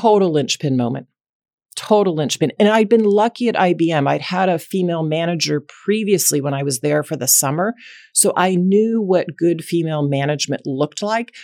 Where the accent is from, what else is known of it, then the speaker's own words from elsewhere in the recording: Dallas, Texas, United States; grew up in Dallas, Texas, and raised by two very loving parents